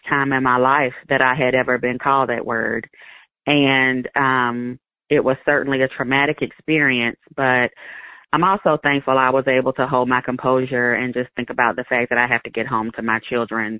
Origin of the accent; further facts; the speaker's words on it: Alabama, United States; moved away as an adult; now in Bend, United States; I grew up in Alabama. I went to high school there and, you know, spent most of my adult life there